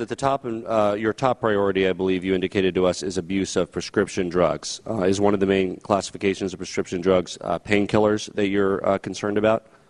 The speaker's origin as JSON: {"language": "English", "region": "Colorado", "country": "United States", "said": "my home state of Colorado"}